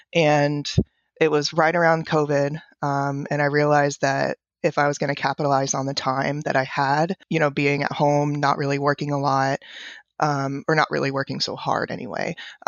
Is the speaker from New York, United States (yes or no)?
no; Florida, United States; when I was growing up in Central Florida, very rural Central Florida.